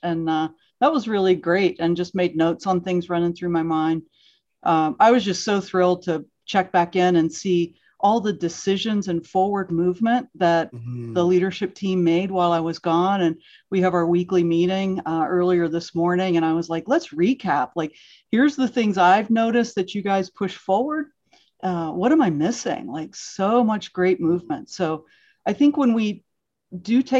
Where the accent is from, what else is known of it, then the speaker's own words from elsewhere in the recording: Pittsburgh, Pennsylvania, United States; also born or lived in Pontiac, Michigan; I mostly grew up outside of Pittsburgh